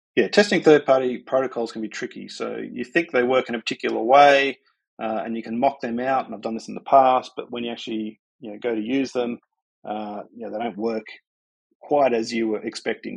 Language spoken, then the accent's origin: English; Sydney, New South Wales, Australia; I'm from Sydney